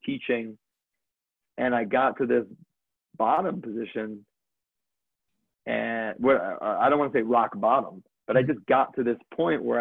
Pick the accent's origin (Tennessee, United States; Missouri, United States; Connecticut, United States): Connecticut, United States; I grew up in Connecticut